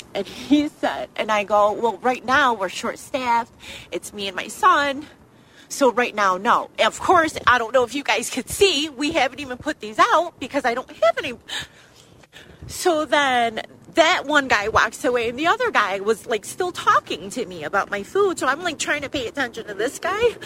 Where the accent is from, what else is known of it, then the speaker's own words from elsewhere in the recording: Utica, New York, United States; I am Asian American. I was born in Utica, New York, born here